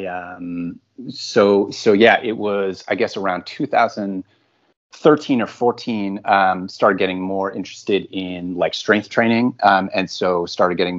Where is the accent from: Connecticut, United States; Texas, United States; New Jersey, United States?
Connecticut, United States; outside of Hartford; now in New York City, United States; I am originally from outside of Hartford, Connecticut, kind of the suburban rural part of central Connecticut.